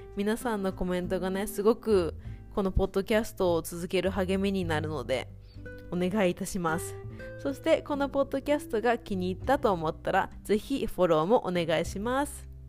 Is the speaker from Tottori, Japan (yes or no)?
no; Kobe, Hyogo, Japan; 私神戸出身なんですけど